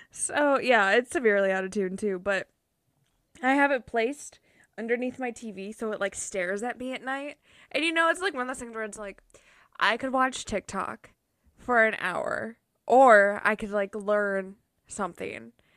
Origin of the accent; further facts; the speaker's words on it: Minnesota, United States; I'm from Minnesota